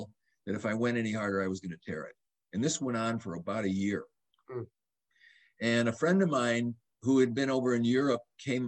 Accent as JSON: {"language": "English", "town": "Madison", "region": "Wisconsin", "country": "United States", "tie": "born or raised there", "said": "I grew up in Madison, Wisconsin"}